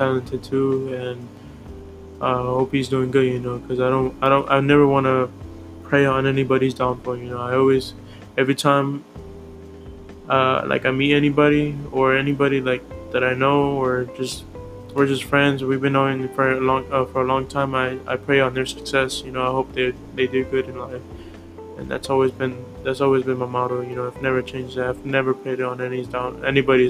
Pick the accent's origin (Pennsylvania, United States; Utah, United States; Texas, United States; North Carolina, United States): Texas, United States; Houston; also born or lived in Santa Ana, California; I was born in California, Santa Ana. I was born in 2001, October 9. And I think when I was like about 5, I came back here. I came down to Houston, well, to the, I don't know, south, I guess, or I don't know how to explain. Well, I came down to Houston, Texas, and that's where I'm at now